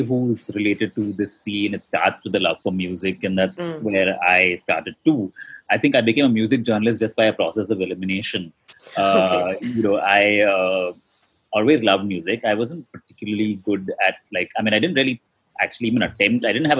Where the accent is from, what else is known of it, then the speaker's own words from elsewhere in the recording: Dubai, United Arab Emirates; Actually, I grew up in Dubai. So I went to school there.